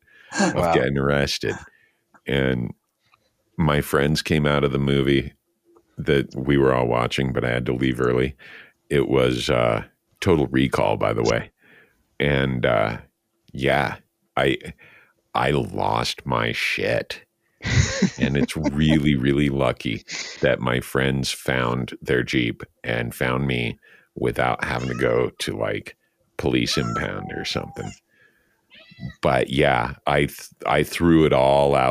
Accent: Santa Fe, New Mexico, United States; moved away; I was born in Santa Fe

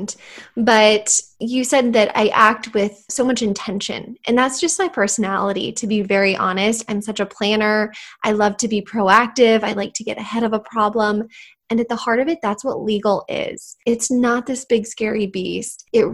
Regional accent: Phoenix, Arizona, United States; also born or lived in Albuquerque, New Mexico / Tucson, Arizona; I grew up here in Phoenix, and I really didn't have any desire to leave

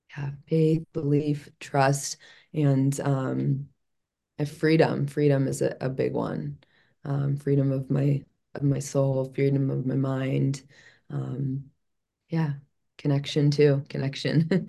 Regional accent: Chicago, Illinois, United States; moved away; I'm originally from Chicago

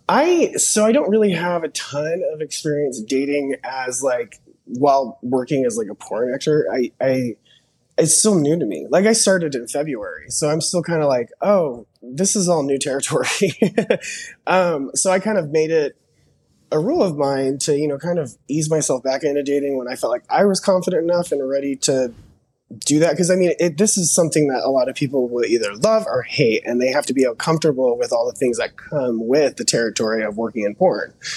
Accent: Dallas, Texas, United States; I'm actually from Dallas

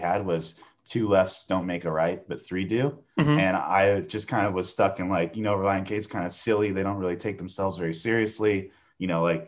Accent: San Diego, California, United States; Born and raised in San Diego, California.

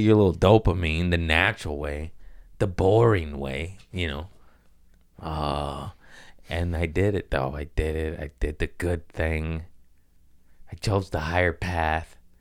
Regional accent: United States; I'm American

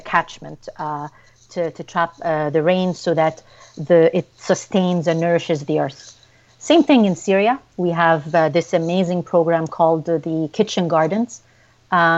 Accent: Ottawa, Ontario, Canada; my hometown of Ottawa

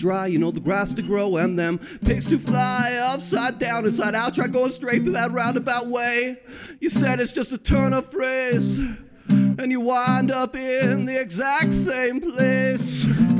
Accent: Tri-Cities, Washington, United States; now in Ogden, United States; I lived my adolescence in the Tri-Cities.

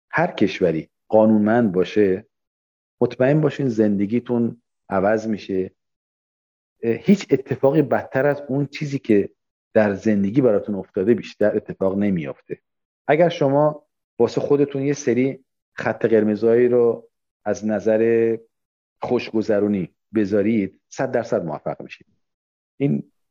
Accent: Abadan, Khuzestan, Iran; من که بچه آبادانم من که جنگ رو دیدم من که به معروف انقلاب دیدیم چیز خیلی چیزا دیده بودیم

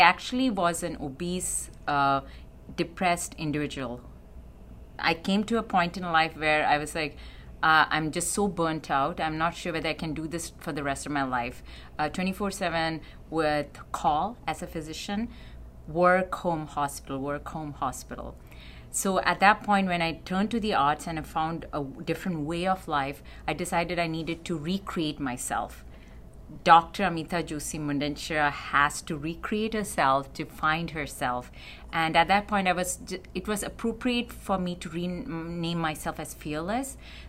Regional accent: Canada; I'm a Canadian-Canadian.

